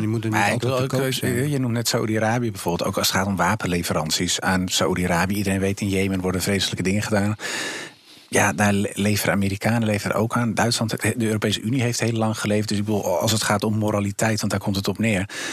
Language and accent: Dutch; Amsterdam, North Holland, Netherlands; Ik, ik ben opgegroeid in Amsterdam Zuidoost in de Bijlmer in de jaren 80, 90